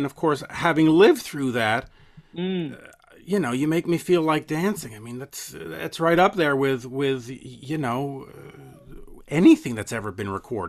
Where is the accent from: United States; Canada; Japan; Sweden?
Canada; Montreal, Quebec; we're from Montreal.